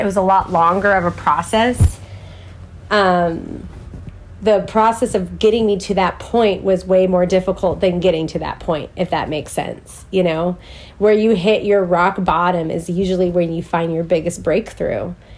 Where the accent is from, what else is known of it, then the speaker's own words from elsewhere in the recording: Waco, Texas, United States; moved away; also born or lived in Crawford, Texas / Los Angeles; I grew up in the South in Waco, Texas, or Crawford, Texas